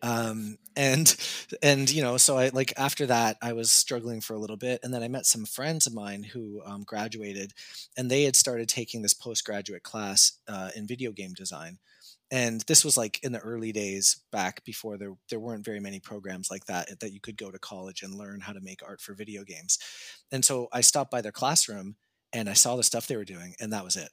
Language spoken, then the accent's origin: English; Canada; I would just tell them Canada